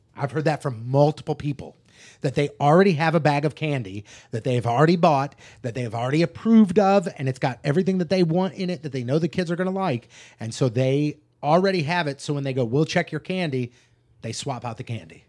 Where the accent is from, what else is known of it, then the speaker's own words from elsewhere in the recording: United States; growing up in North County